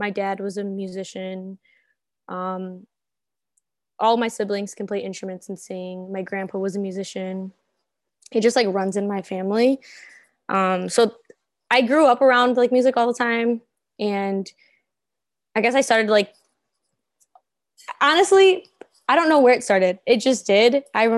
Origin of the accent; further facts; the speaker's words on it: Cicero, Illinois, United States; I'm from this, I would say the suburbs, but it's like borderline Chicago. So the Cicero Berwyn area.